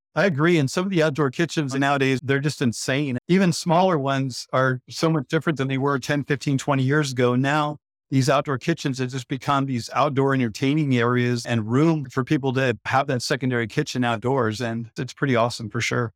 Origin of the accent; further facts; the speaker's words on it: Idaho, United States; moved away as an adult; now in Phoenix, United States; growing up in Idaho, owning the construction company in Idaho